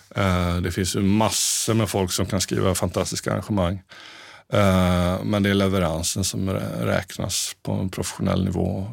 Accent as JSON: {"language": "Swedish", "town": "Mönsterås", "region": "Kalmar County", "country": "Sweden", "tie": "born or raised there", "also_born_or_lived": "Piteå", "moved": "as an adult", "lives_now": "Stockholm, Sweden", "said": "vi hade en jättefin musikaffär där vi kommer från i Mönsterås"}